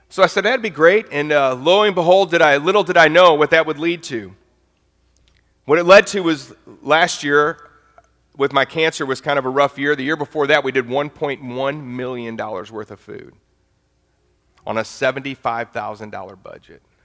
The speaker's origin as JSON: {"language": "English", "town": "St. Louis", "region": "Missouri", "country": "United States", "moved": "as an adult", "lives_now": "Nashville, United States", "said": "I'm from St. Louis, Missouri"}